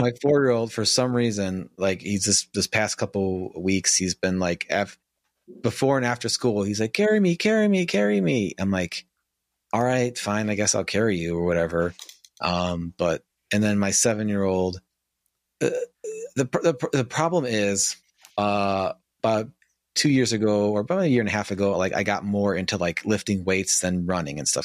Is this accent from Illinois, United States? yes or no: yes; Chicago, Illinois, United States; I live in northern Illinois now, I grew up in Chicago